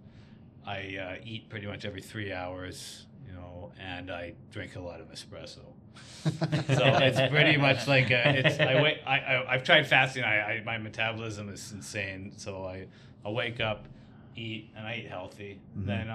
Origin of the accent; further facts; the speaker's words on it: Victoria, British Columbia, Canada; work for JLT in Victoria, my hometown